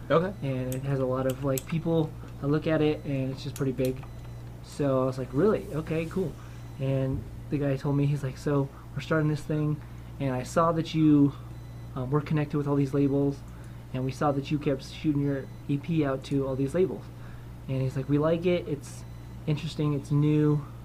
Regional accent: Colorado, United States; I was raised in Colorado.

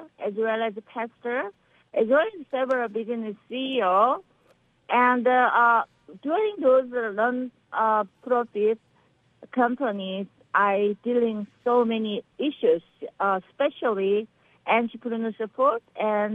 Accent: Seoul, South Korea; English is a second language; also born or lived in Andong, South Korea; now in Beverly Hills, United States; I am from South Korea, Seoul, Korea. I born Andong countryside. Yes, I'm from South Korea

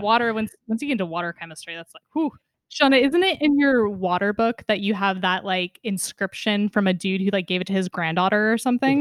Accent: West Coast, United States; as an American living on the West Coast for my entire life

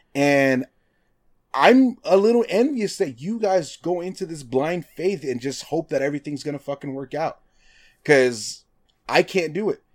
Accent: Nevada, United States; I'm from Nevada

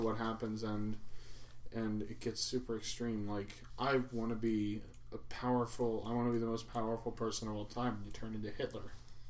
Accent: United States; but I'm American

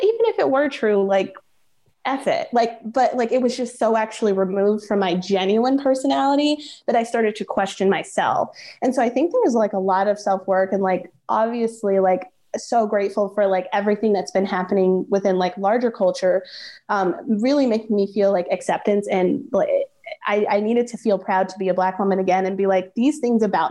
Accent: Chicago, Illinois, United States; I grew up in Hyde Park

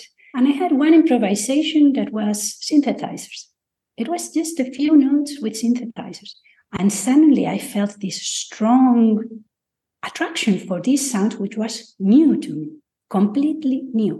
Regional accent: Madrid, Community of Madrid, Spain; also born or lived in United Kingdom; now in Jaén, Spain; I am from Madrid, but I moved to rural Spain, Jaén in Andalusia

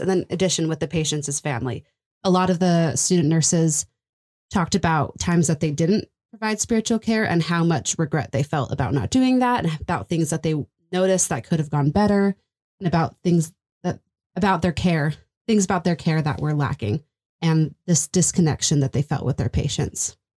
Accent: Texas, United States; moved away as an adult; I'm from Texas

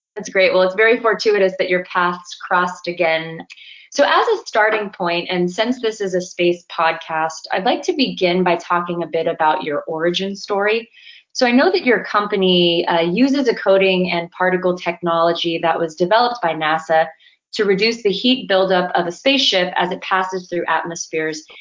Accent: Southern California, United States; I grew up in Southern California

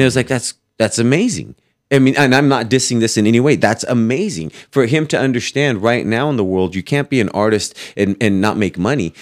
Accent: Fowler, California, United States; also born or lived in Fresno, California / Clovis, California; I grew up in Fowler

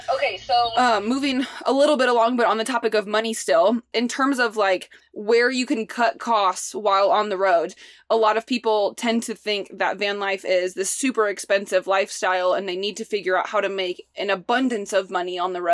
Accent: Midwest, United States; Like I grew up in the Midwest. Well, that's all I know.

